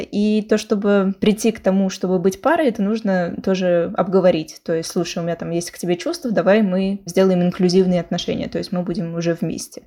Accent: Moscow, Russia; now in Cádiz, Spain; я из Москвы

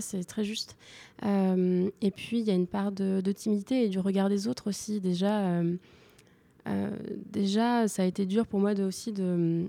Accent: Lorient, Brittany, France; moved away; also born or lived in Paris; j'ai grandi une partie de mon enfance. Je fais une partie de mon enfance à Lorient

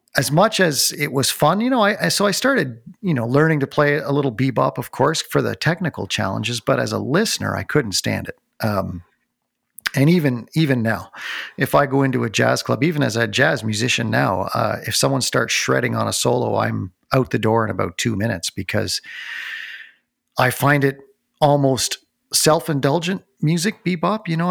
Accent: North Bay, Ontario, Canada; I grew up in North Bay, Ontario, so there weren't a lot of live concerts to go

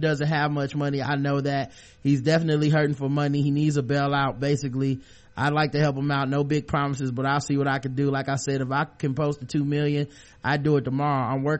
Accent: Brooklyn, New York, United States; He's from Brooklyn. I'm from Brooklyn. He deserves a fair trial.

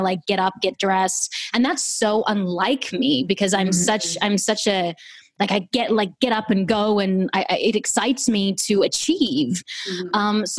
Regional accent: Australia; now in United States; I'm Australian.

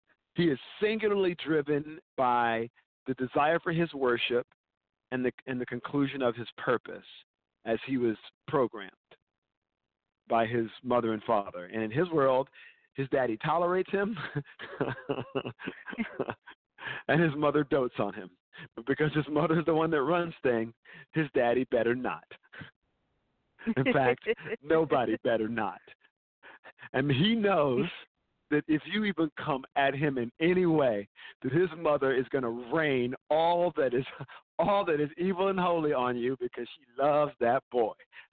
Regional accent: the South, United States; I'm from the South

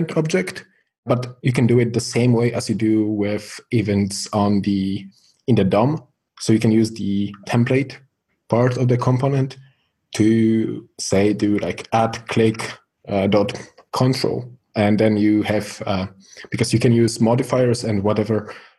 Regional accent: Poland; I'm from Poland

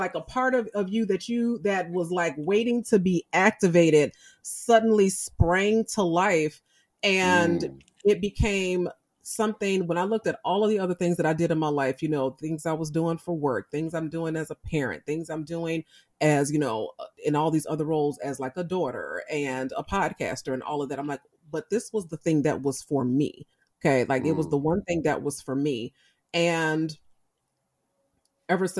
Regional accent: Chicago, Illinois, United States; I grew up in Chicago

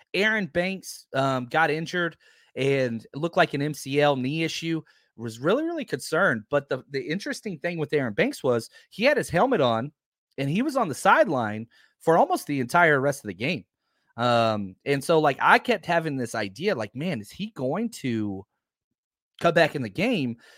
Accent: Texas, United States; I grew up in Texas

